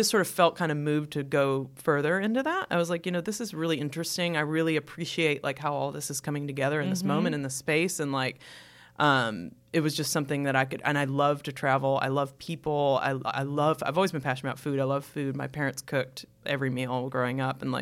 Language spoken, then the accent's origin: English; Chicago, Illinois, United States; moved away; also born or lived in Evanston; I'm from Chicago